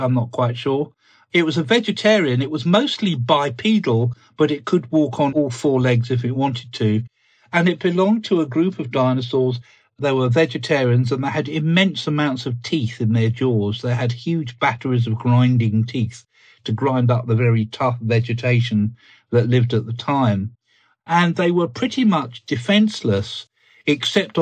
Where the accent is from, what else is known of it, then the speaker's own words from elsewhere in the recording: Ashdown Forest, Sussex, South East England, United Kingdom; I grew up in the Ashdown Forest